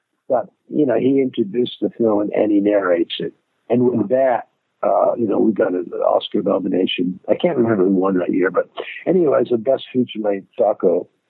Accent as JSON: {"language": "English", "town": "San Diego", "region": "California", "country": "United States", "also_born_or_lived": "London", "moved": "as an adult", "said": "I'm from San Diego originally, and I went to film school in London, and I married an English lady, and then I stayed there for 10 years."}